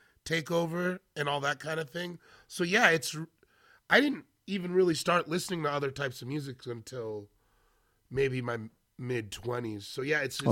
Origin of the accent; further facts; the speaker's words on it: Washington, United States; moved away as an adult; also born or lived in San Francisco Bay Area; I'm from Washington State